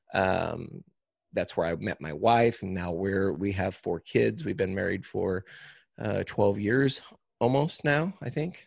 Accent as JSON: {"language": "English", "town": "Cuba", "region": "Missouri", "country": "United States", "tie": "born or raised there", "said": "I am from Cuba, Missouri, which is about, um, it's about halfway between Springfield and Saint Louis, Missouri"}